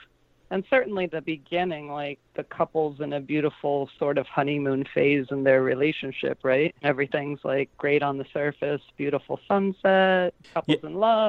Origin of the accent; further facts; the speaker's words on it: St. Louis, Missouri, United States; I grew up in St. Louis.